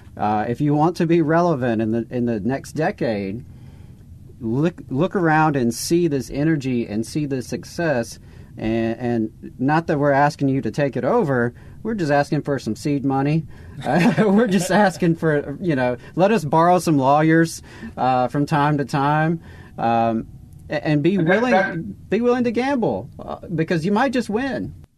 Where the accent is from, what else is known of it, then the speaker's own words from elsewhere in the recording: the South, United States; being in the South, Jacob and I are born and bred in the South. We've always been here